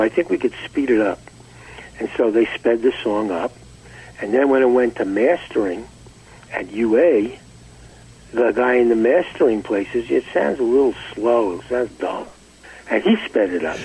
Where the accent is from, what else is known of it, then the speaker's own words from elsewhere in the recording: New York City, New York, United States; also born or lived in Far Rockaway, New York; We we we grew up in Brooklyn, New York